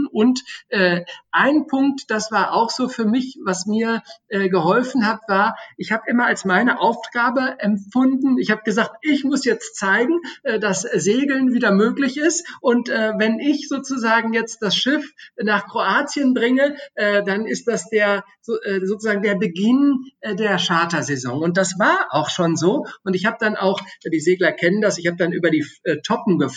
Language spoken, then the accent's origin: German; Austria; natürlich Österreich, äh, äh das mein Heimatland ist und Deutschland, was äh, dessen Staatsbürger ich bin